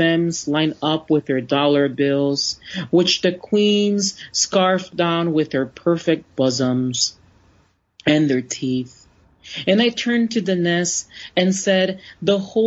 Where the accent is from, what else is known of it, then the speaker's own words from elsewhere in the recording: Florida, United States; Even though I grew up in Florida, the trip was a luxury because I grew up poor